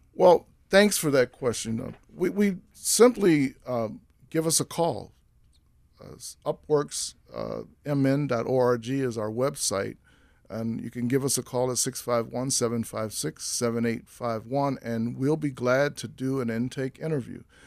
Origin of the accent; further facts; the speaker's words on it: Washington, District of Columbia, United States; moved away as an adult; now in Minnesota, United States; I'm from Washington, D C originally